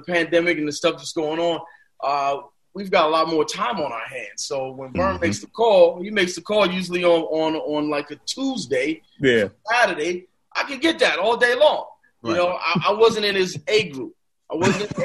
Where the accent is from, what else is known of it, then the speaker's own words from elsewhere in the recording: New York, United States; growing up in New York